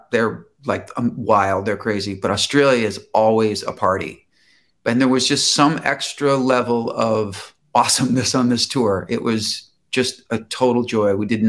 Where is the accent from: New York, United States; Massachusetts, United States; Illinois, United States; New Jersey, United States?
Illinois, United States; Chicago; now in Los Angeles, United States; And I moved from Chicago to LA.